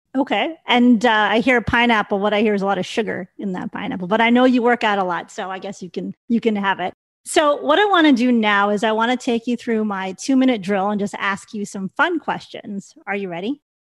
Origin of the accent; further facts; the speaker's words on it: Chicago, Illinois, United States; I'm from Chicago